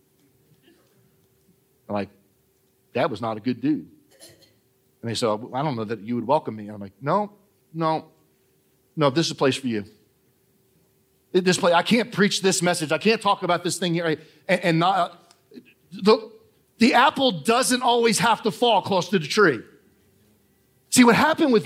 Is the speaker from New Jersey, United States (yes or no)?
yes; Trenton, New Jersey, United States; moved away; also born or lived in Allentown, New Jersey; I was born in Trenton, New Jersey.